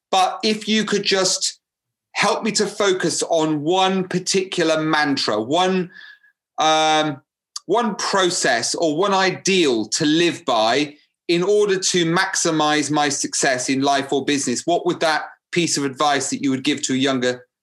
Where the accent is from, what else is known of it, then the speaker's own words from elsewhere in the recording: Cyprus; English is a second language; moved away; when I came from Cyprus